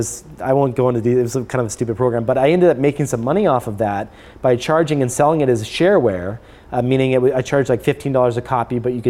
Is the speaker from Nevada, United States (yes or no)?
yes; Las Vegas, Nevada, United States; moved away as an adult; also born or lived in California / San Francisco; I was living in Las Vegas at the time. Okay. My family moved out there when I was young.